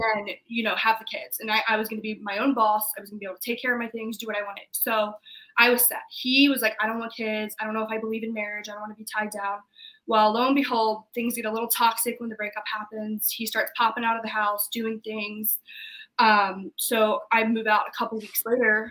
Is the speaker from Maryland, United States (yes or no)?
yes; Maryland, United States; moved away; I'm from Maryland, so I went home